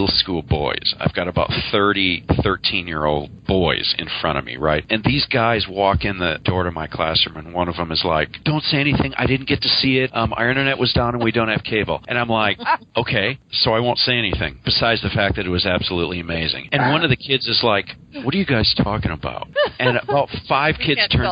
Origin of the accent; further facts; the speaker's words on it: United States; I'm American